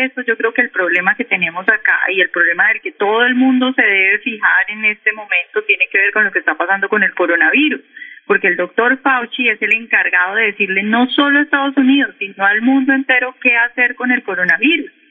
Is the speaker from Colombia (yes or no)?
yes; Cali, Valle del Cauca, Colombia; now in Washington, United States; Yo soy caleña.